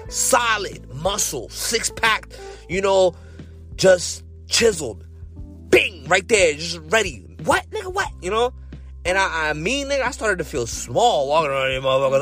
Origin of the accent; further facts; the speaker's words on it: Massachusetts, United States; I'm coming from Massachusetts.